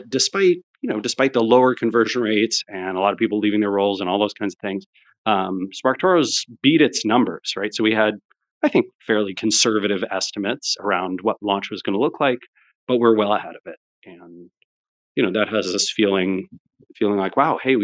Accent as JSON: {"language": "English", "country": "United States", "said": "as an American"}